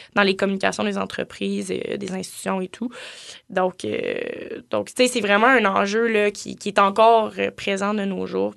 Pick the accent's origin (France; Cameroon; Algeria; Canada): Canada; Gatineau, Quebec; je viens de Gatineau